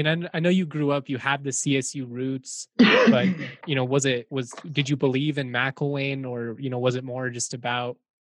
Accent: Lakewood, Colorado, United States; born or raised there; now in Fort Collins, United States

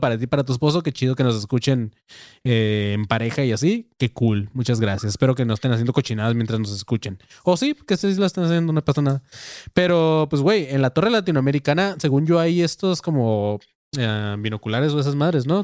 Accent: Tijuana, Baja California, Mexico; Panzón y yo somos de Tijuana

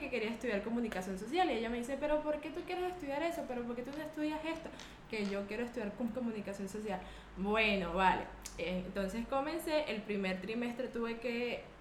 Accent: Chichiriviche de la Costa, La Guaira, Venezuela; moved away as an adult; also born or lived in La Esperanza, Carayaca, Venezuela; now in Spain; yo soy de un hermoso pueblo llamado Chichiriviches de la Costa, ubicado en el estado Vargas, Venezuela

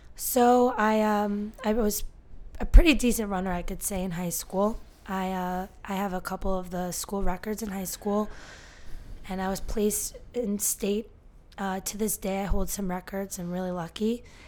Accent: Northern New Jersey, United States; born and raised in Northern New Jersey

